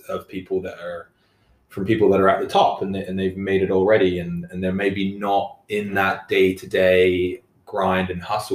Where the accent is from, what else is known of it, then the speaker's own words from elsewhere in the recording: London, United Kingdom; moved away as an adult; now in Ottawa, Canada; I'm originally from London, England, moved to Canada. 10 years ago now